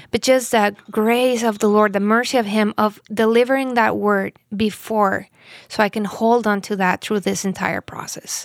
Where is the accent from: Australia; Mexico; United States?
Mexico; moved away as an adult; I'm from Mexico. We've been living here for, I think, over three years now